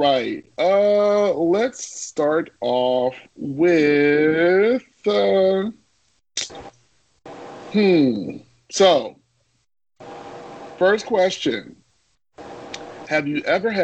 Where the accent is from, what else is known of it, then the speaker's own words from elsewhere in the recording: Chicago, Illinois, United States; growing up in Chicago is segregated as shit